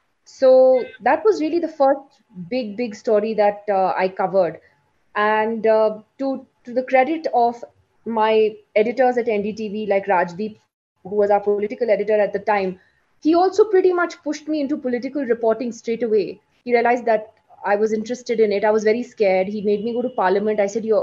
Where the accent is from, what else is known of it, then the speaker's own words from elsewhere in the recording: London, United Kingdom; also born or lived in Delhi / Kashmir / New York; now in India; So I'm from Kashmir. I was born in Delhi though. I spent my childhood basically in England and in the US, in London and New York, which is where I grew up. And we moved back to India